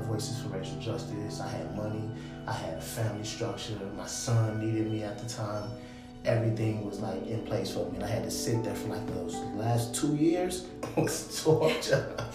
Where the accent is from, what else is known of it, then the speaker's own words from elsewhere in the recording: Minneapolis, Minnesota, United States; also born or lived in Chicago, Illinois; I grew up in Minneapolis, I'm from Minneapolis